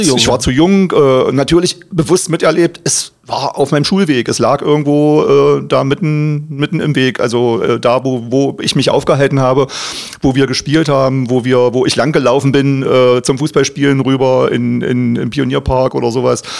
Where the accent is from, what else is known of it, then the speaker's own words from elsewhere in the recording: Magdeburg, Saxony-Anhalt, Germany; Ich bin aufgewachsen am Hassel